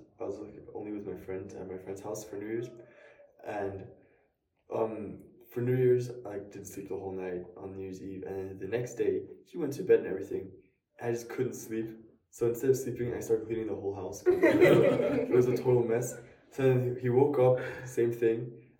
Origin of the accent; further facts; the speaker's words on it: Berlin, Germany; born there; also born or lived in Vietnam / Rwanda / Mongolia; Saxony. I was born in Berlin.